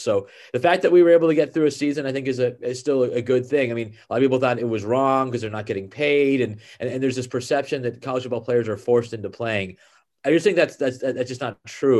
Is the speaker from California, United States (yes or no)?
yes; Bay Area, California, United States; I grew up in the Bay Area